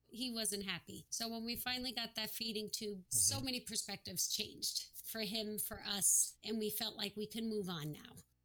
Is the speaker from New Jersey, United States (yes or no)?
yes; New Jersey, United States; We're from New Jersey